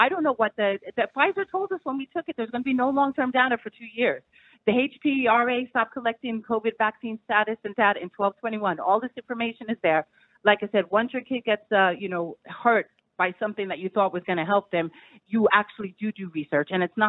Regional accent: New York, United States; I'm from New York, yeah.

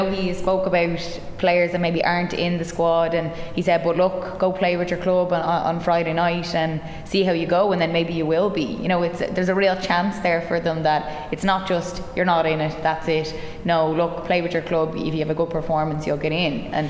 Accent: Leinster, Ireland; now in County Down, United Kingdom; I'm from Meath, living Down, so This is a big one for me.

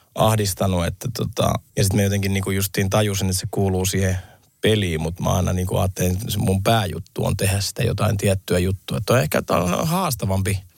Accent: Lahti, Päijät-Häme, Finland; mä oon lahtelainen, mulla on skidejä

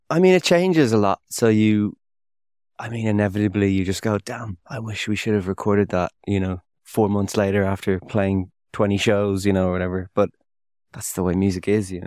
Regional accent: Dún Laoghaire, Leinster, Ireland; I grew up with around the Dunleary area

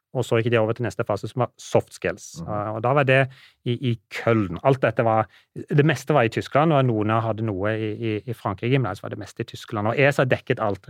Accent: Norway; som nordmann

